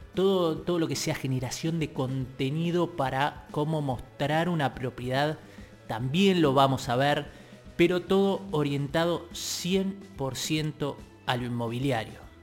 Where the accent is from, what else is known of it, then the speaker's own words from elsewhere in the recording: Tigre, Buenos Aires Province, Argentina; soy de Tigre